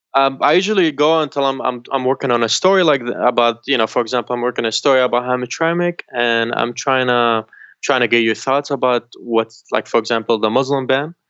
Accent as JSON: {"language": "English", "country": "Syria", "tie": "born or raised there", "moved": "yes", "lives_now": "United States", "said": "where I grew up, in Syria, I grew up outside Damascus"}